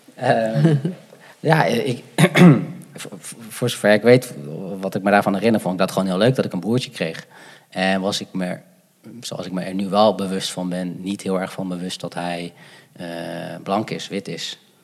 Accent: Gouda, South Holland, Netherlands; also born or lived in Sri Lanka; Ik ben opgegroeid in Gouda.

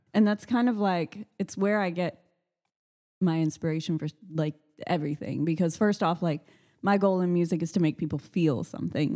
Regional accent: Austin, Texas, United States; I'm born and raised in Austin

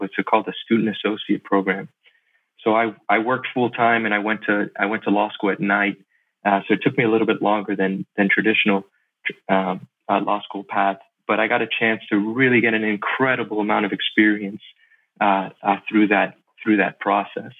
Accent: Miami, Florida, United States; I was born and raised in Miami, Florida

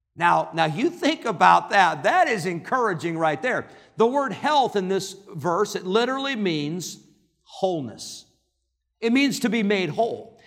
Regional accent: Northern Illinois, United States; moved away; I grew up in Northern Illinois. That's Yankee

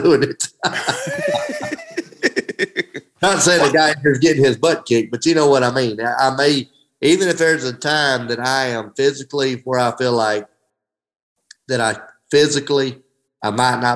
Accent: Hamilton, United States; my hometown of Hamilton

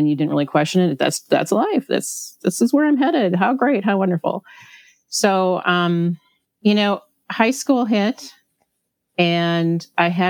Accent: Midwest, United States; also born or lived in Hawaii; I grew up in the Midwest. I actually was born in Hawaii, and my parents cruelly took me away from there when I was only 6 months old.

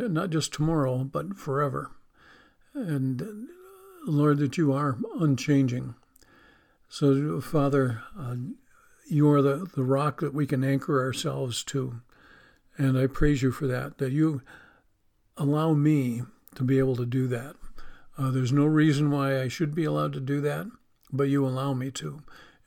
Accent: Western New York, United States; I grew up on Route 20 in Western New York.

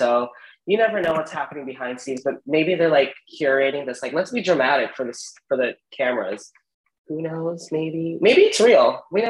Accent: United States; also born or lived in Columbus, Ohio; So as an American, well, a Filipino American

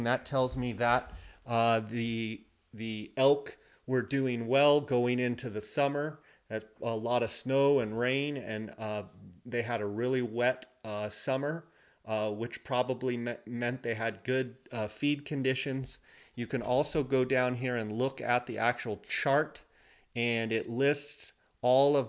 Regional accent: Arizona, United States; Arizona, my home state

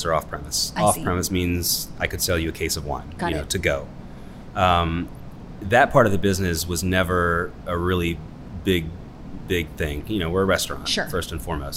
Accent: Sugarland Run, Virginia, United States; We grew up in Sugarland Run

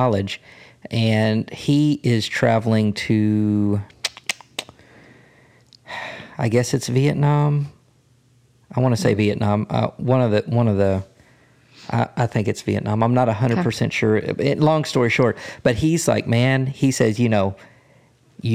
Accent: United States; I'm American

